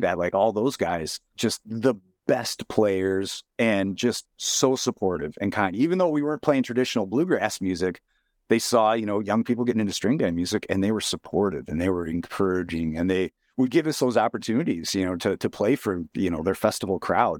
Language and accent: English; Rhinelander, Wisconsin, United States; Growing up in Rhinelander